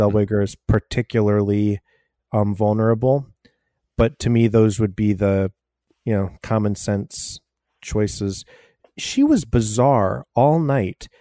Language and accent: English; United States; I'm American